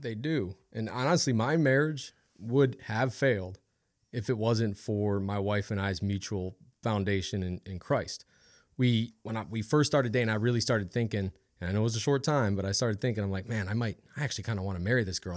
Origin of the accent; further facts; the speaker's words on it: Ohio, United States; also born or lived in Washington; now in Louisiana, United States; I grew up in Ohio.